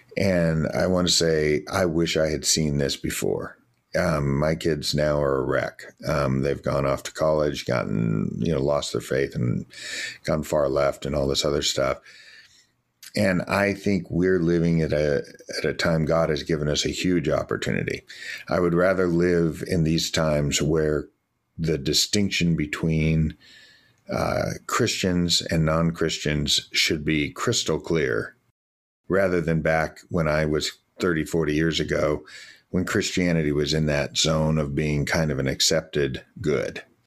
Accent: United States; I'm an American

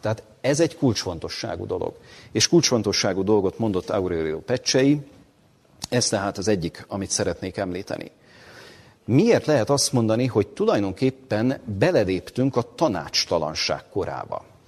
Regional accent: Hungary; amit mi magyarként Magyarországon megélünk

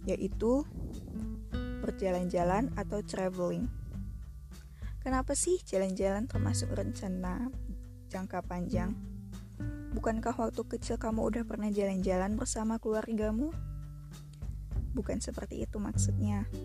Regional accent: Pekanbaru, Riau, Indonesia; also born or lived in Solo; Aku lahir di kota Solo, Provinsi Jawa Tengah, dan dibesarkan di kota Pekanbaru, Provinsi Riau.

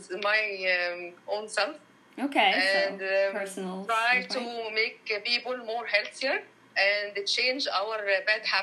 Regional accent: Cairo, Cairo Governorate, Egypt; English is a second language; also born or lived in Dresden, Germany; Uh, I am come from Cairo, Egypt. Okay, mm-hmm. I was born in Germany, and lived two years uh, in Dresden.

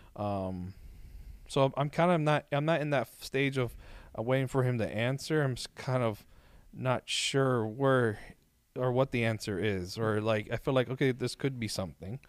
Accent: Miami, Florida, United States; moved away as an adult; now in Orlando, United States; born and raised in Miami

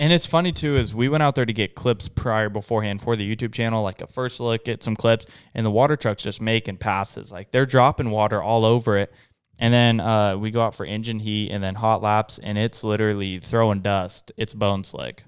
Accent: West Coast, United States; we're not locals. We're from the West Coast

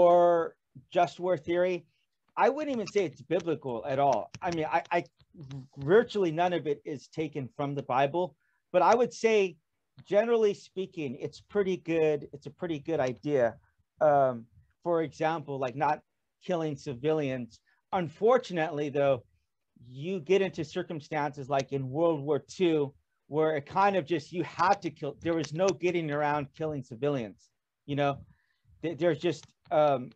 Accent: California, United States; moved away as an adult; now in South Korea; I'm from California

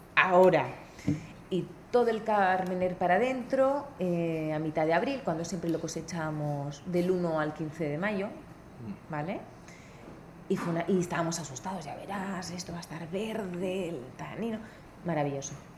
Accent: Benidorm, Valencian Community, Spain; moved away as an adult; also born or lived in New Zealand; yo nací en una ciudad muy turística que se llama Benidorm

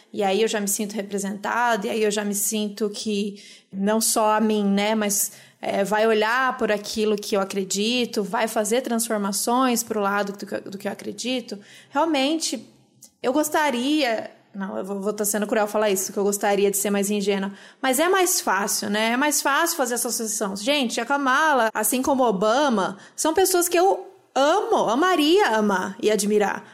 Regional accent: Campinas, São Paulo, Brazil; now in São Paulo, Brazil; eu não cresci em São Paulo, mas cresci em Campinas

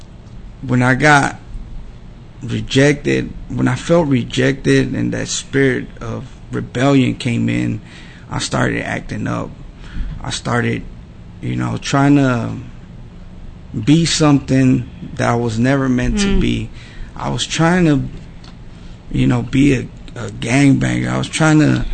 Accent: Dallas, Texas, United States; I was born in Dallas. So I was born in Dallas, and then I grew up in South Dallas, off of Dixon.

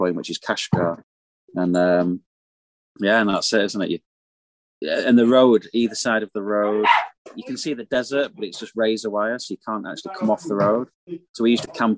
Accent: United Kingdom; we're British

